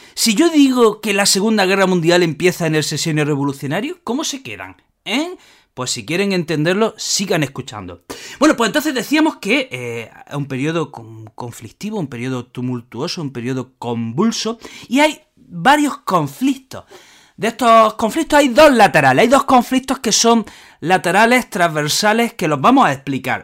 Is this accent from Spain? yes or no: yes; Spain; nuestra historia de España